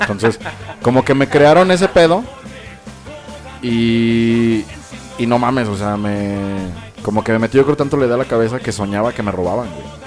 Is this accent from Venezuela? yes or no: no; Mexico; nos identifica como mejinacos, mexicanos